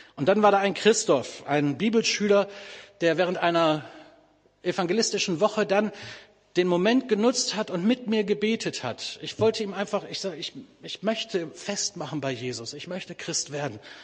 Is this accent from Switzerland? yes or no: no; Bielefeld, North Rhine-Westphalia, Germany; moved away; in Bielefeld, das ist übrigens meine Heimatstadt